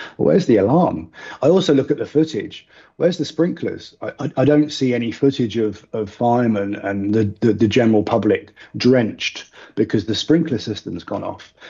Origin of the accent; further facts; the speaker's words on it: United Kingdom; now in United Arab Emirates; as, as Brit expats